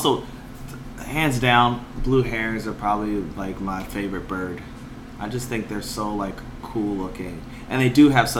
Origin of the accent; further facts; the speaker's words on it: Georgia, United States; Except, you know, you're a woman from Arizona, and I'm a man from Georgia.